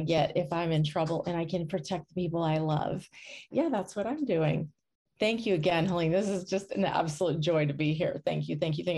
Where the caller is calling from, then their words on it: New Smyrna Beach, Florida, United States; I am coming from New Smyrna Beach in Florida, which is on the Atlantic side, near about an hour from Orlando.